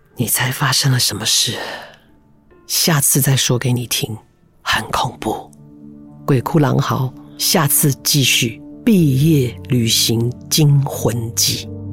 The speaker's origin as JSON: {"language": "Chinese", "region": "Taipei", "country": "Taiwan", "tie": "born or raised there", "also_born_or_lived": "Taichung", "said": "我们家刚搬到台北，我在台中出生啊，搬到台北的第一个家，它是一个一楼带阁楼的"}